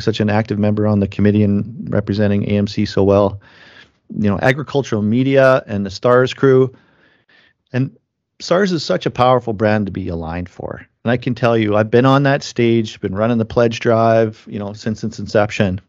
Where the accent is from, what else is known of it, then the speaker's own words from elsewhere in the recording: Langenburg, Saskatchewan, Canada; my hometown, Langenberg, Saskatchewan